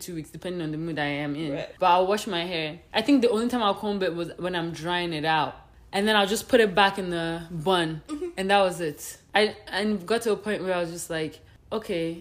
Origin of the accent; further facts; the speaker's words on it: Nigeria; now in Winnipeg, Canada; we're both Nigerian